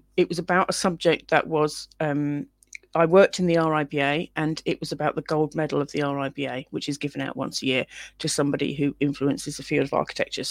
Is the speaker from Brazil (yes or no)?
no; London, United Kingdom; now in Wales, United Kingdom; I'm from London originally, and living in Wales